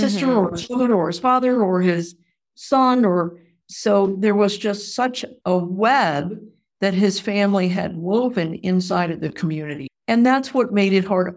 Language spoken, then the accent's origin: English; New England, United States; moved away as an adult; also born or lived in Wisconsin; now in Missouri, United States; I grew up in New England